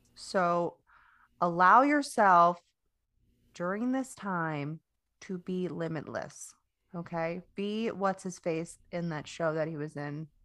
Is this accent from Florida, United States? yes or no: yes; Florida, United States; moved away; I used to live in Florida, so I'm from Florida.